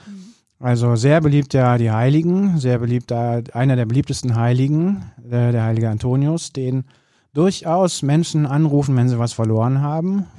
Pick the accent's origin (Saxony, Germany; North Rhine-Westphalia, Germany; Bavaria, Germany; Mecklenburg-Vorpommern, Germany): North Rhine-Westphalia, Germany; Bergisches Land; now in Cologne, Germany; ich bin am Land groß geworden, im Bergischen Land